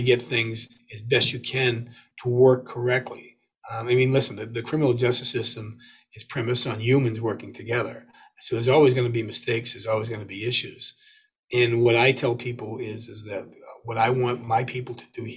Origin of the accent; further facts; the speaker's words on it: West Bridgewater, Massachusetts, United States; I grew up in West Bridgewater.